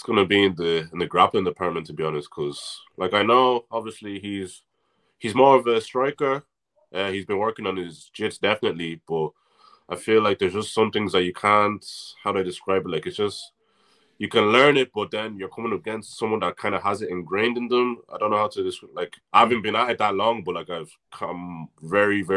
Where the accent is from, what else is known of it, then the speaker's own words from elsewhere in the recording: Navan, Leinster, Ireland; I'm actually not from Dundalk. I'm from Navan.